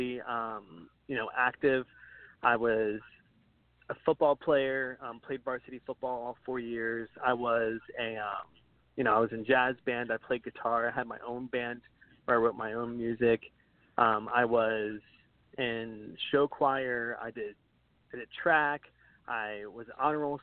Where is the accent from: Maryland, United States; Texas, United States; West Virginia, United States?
West Virginia, United States; Martinsburg; I was born in West Virginia, Martinsburg, West Virginia. It's a super small town in a state that not even many people know is a state